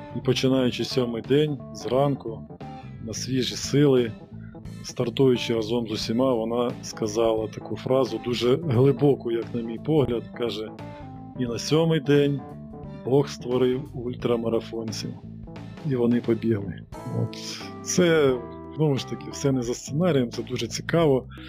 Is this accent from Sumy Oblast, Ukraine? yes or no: yes; Sumy Oblast, Ukraine; я сам родом з Сумської області